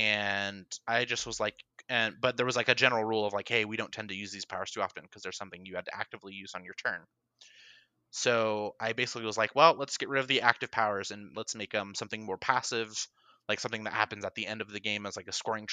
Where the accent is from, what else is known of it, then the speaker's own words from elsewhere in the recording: Reno, Nevada, United States; moved away; in Reno, which is actually my hometown